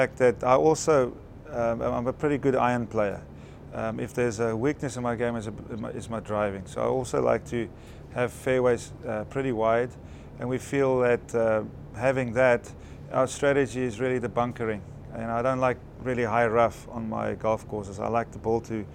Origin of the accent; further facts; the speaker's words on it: Johannesburg, Gauteng, South Africa; I grew up in Johannesburg, South Africa